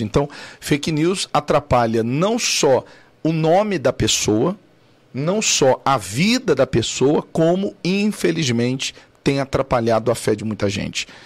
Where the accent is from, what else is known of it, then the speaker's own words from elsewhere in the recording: Cuiabá, Mato Grosso, Brazil; eu sou cuiabano, lá de Cuiabá, Mato Grosso.